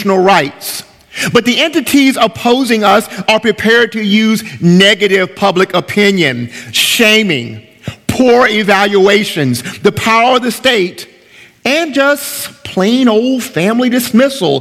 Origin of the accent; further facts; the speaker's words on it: United States; As American believers